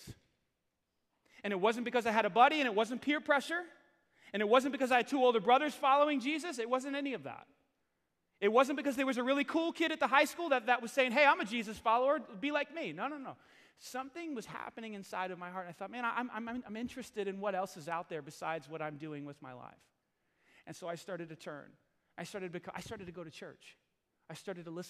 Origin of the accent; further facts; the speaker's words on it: New York City, New York, United States; born or raised there